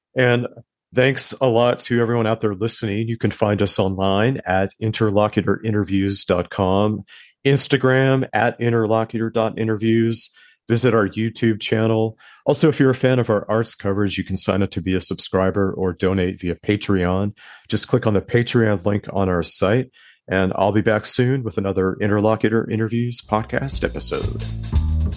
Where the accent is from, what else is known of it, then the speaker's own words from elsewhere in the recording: Southern California, United States; now in New York, United States; I live in New York and, and, but I'm from the West Coast.